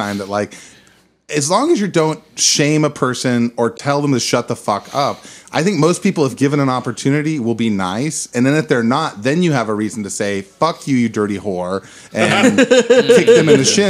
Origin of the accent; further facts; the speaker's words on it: Bakersfield, California, United States; I grew up in Bakersfield.